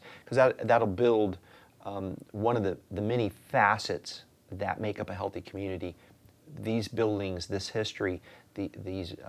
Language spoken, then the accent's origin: English; North Florida, United States; I'm from North Florida, St. Augustine's there.